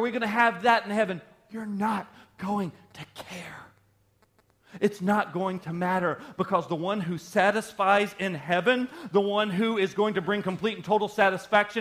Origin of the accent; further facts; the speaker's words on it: the South, United States; I grew up in the South